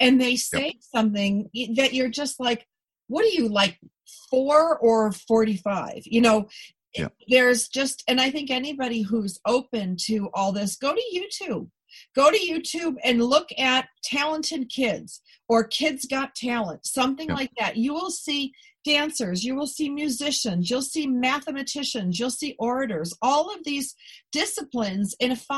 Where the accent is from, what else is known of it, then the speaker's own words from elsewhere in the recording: Buffalo, New York, United States; I'm from Buffalo